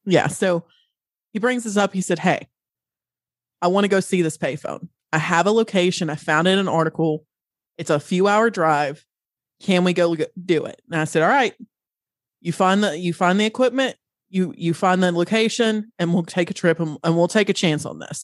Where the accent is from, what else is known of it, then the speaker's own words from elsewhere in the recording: Western North Carolina, United States; I grew up in Western North Carolina.